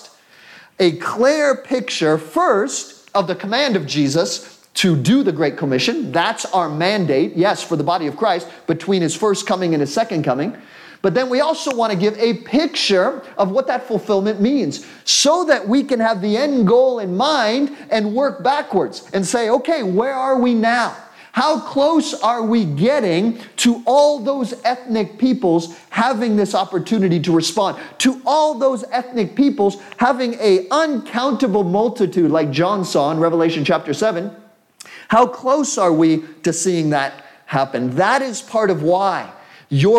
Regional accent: United States; I'm an American

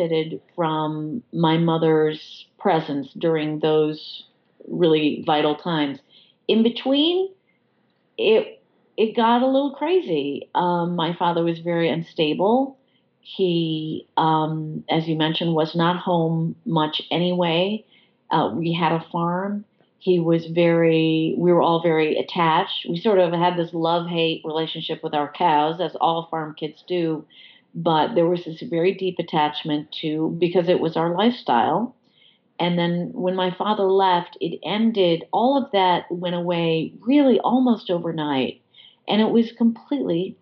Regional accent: Freeville, New York, United States; moved away as an adult; also born or lived in London / Washington, D.C. / Chicago; I had always spent a lot of time in my hometown. My entire family lives here

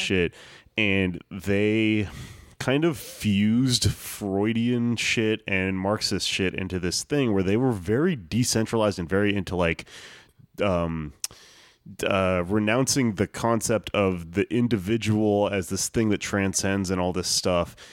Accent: United States; I am American

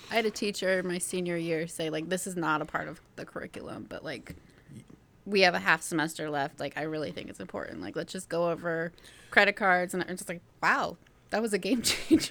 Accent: Brooklyn, Ohio, United States; I was from the Brooklyn, Ohio area.

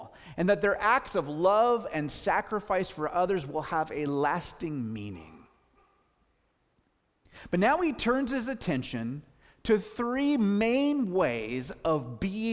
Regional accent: Gig Harbor, Washington, United States; I grew up in Gig Harbor, Washington

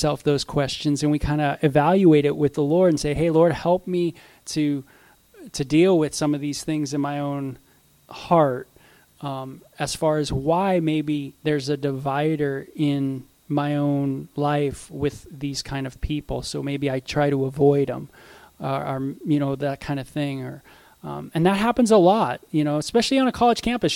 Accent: Southern California, United States; I grew up in Southern California

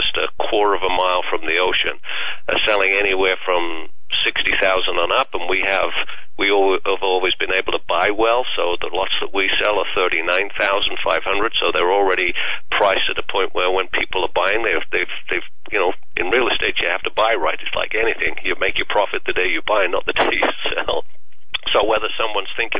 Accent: England, United Kingdom; moved away; my home country of England

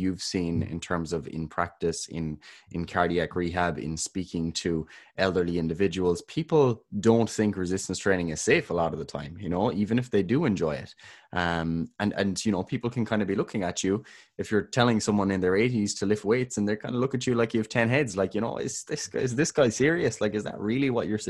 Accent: Ireland; We're both Irish.

